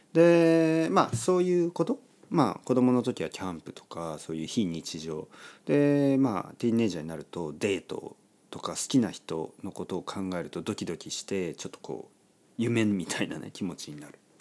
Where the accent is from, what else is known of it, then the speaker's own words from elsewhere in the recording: Oita, Japan; 大分県で生まれた僕